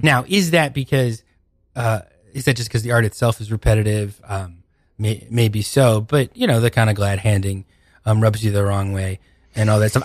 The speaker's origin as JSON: {"language": "English", "town": "Seattle", "region": "Washington", "country": "United States", "tie": "born or raised there", "said": "I'm from Seattle originally."}